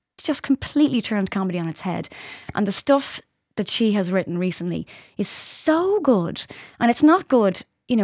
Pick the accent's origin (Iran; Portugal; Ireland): Ireland